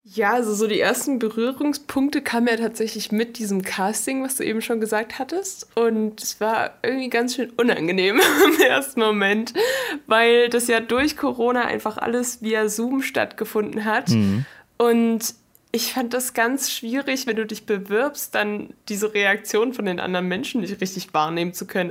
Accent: Chemnitz, Saxony, Germany; also born or lived in London; Ich komme eigentlich aus London, lebe aber schon, seit ich denken kann, in Chemnitz

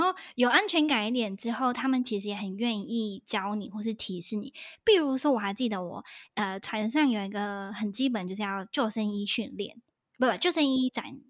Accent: Australia; 因为是呃我是澳洲人，是我第一可能是我第一个讲话的澳洲人吧，其实，

